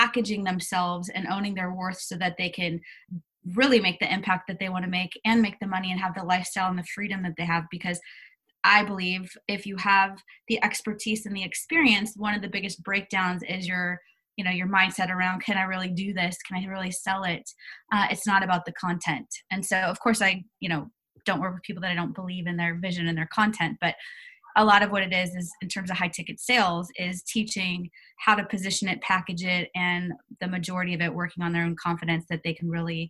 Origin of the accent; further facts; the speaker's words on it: United States; moved away as an adult; now in Australia; I'm actually an American staying in Australia